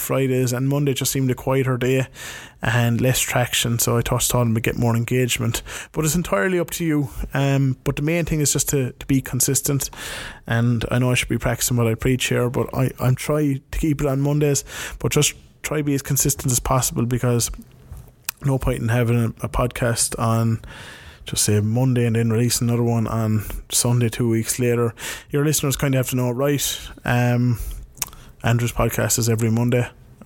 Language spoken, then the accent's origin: English; Ireland; moved away; my hometown, back in Ireland